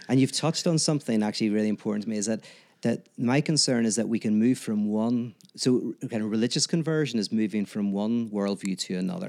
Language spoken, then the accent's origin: English; Northern Ireland, United Kingdom; I'm from Northern Ireland